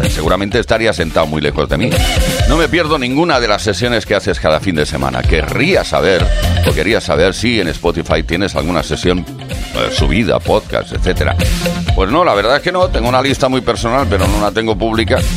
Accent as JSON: {"language": "Spanish", "town": "Viladecans", "region": "Catalonia", "country": "Spain", "said": "tengo 40 años y soy de Vila de Viladecans."}